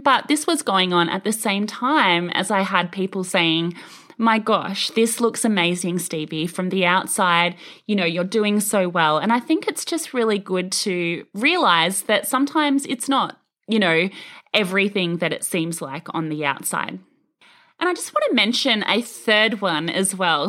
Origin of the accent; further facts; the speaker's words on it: Australia; as an Australian